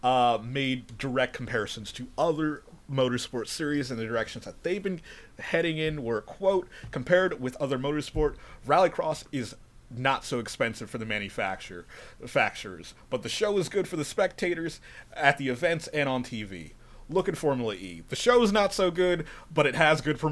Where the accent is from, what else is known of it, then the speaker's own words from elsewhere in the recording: United States; We're American